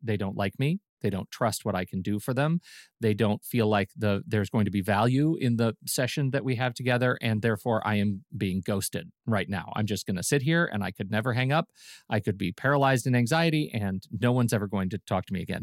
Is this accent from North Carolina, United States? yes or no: no; Colorado Springs, Colorado, United States; where I grew up in Colorado Springs